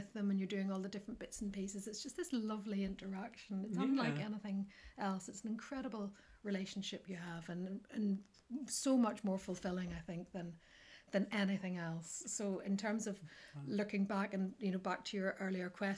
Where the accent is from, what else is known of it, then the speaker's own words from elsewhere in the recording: County Antrim, Northern Ireland, United Kingdom; I'm from County Antrim originally. I was born between Randallstown and Ballymena